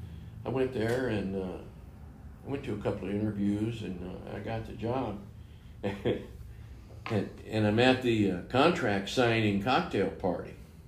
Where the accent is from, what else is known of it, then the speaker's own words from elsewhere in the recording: Nevada, United States; well, just because I'm from Nevada doesn't mean I got to fill them up with Coors every night, you know.